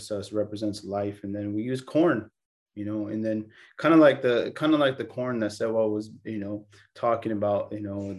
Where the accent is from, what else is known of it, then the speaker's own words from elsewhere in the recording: California, United States; I was born here in California